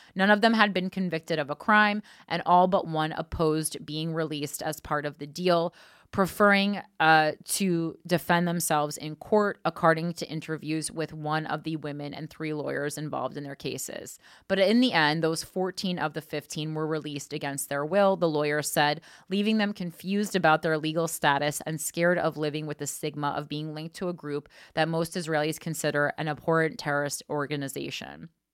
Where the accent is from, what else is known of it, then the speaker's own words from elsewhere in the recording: United States; as the American people